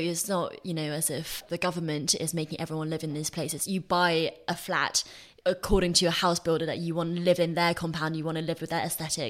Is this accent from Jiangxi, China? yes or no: no; Nanjing, Jiangsu, China; moved away; I was born in Nanjing, which is a city of 9 million people, a tier 2 city in the Chinese communist tiering system.